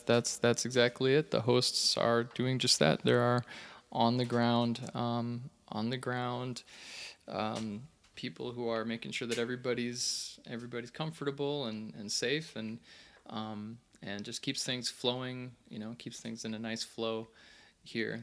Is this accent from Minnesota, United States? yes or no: yes; St. Cloud, Minnesota, United States; Saint Cloud, Minnesota